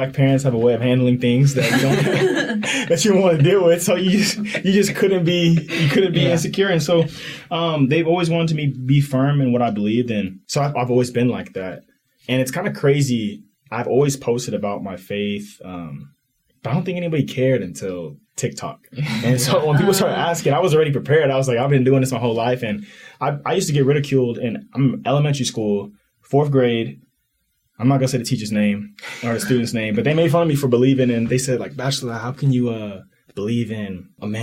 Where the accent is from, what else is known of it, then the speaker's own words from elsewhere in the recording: Katy, Texas, United States; moved away as an adult; now in Utah, United States; I grew up in West Houston, Katy, Texas